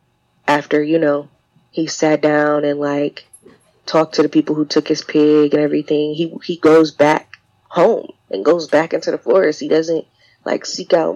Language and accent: English; Detroit, Michigan, United States; moved away; also born or lived in Georgia; I grew up in Detroit and in Georgia